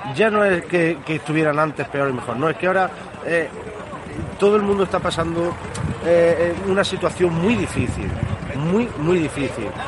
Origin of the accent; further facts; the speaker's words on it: Santisteban del Puerto, Andalusia, Spain; Hemos estado en San Esteban del Puerto, el pueblo por el cual yo eh, soy nativo y nacido y criado y, viviré allí mientras Dios quiera